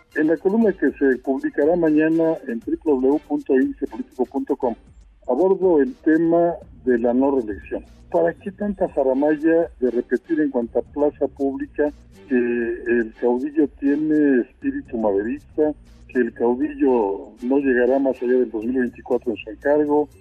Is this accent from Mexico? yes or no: yes; Mexico; como mexicanos